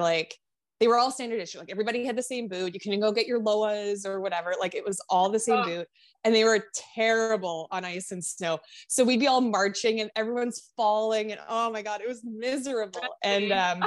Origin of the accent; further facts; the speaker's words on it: Ottawa, Ontario, Canada; I grew up in Ottawa, which had, like, a pretty solid, I mean, it's the capital